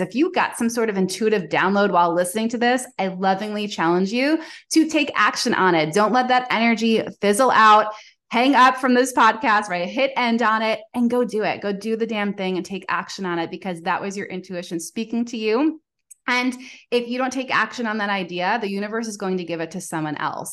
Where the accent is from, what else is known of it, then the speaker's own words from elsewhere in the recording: Long Island, New York, United States; I'm originally from New York. So I have that like hustle culture ingrained in me